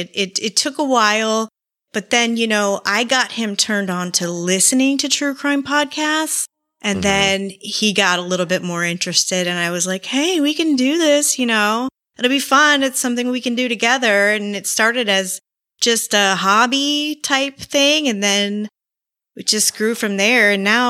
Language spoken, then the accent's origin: English; Florida, United States; Florida native.